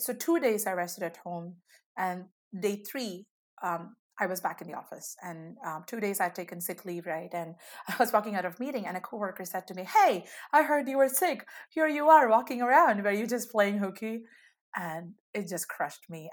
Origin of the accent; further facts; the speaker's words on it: India; moved away as an adult; now in United States; I grew up in India and moved to the US, you know, almost a decade ago